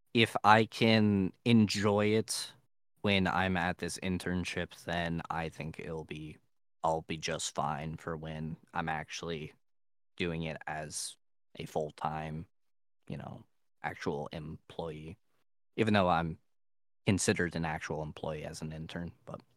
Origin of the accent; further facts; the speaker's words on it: Ohio, United States; I am from Ohio